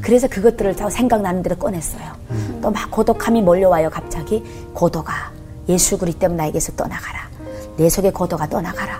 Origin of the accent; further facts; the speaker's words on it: North Korea; moved away as an adult; also born or lived in China; now in South Korea; 북한에서 살 때도